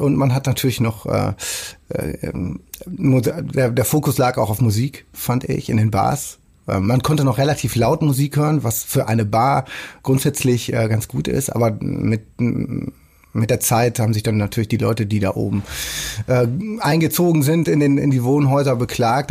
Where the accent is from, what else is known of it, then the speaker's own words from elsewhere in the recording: Rheda-Wiedenbrück, North Rhine-Westphalia, Germany; now in Hamburg, Germany; Heimat der Vergangenheit, des Aufwachsens und so. Das ist natürlich auch irgendwo dann, was immer das auch bedeutet, Nordrhein-Westfalen, aber auf jeden Fall Reda-Wienbrück